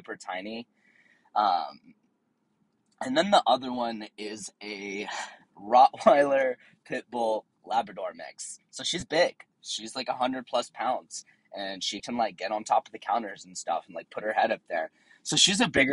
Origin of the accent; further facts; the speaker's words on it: Tennessee, United States; also born or lived in Southern California; now in San Diego, United States; I grew up out in Tennessee on a farm